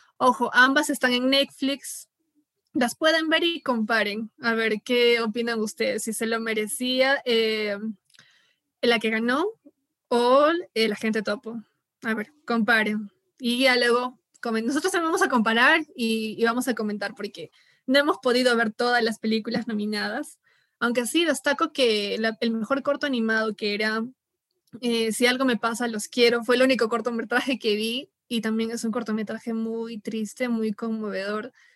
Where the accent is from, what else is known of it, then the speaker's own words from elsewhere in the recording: Peru; como buen peruano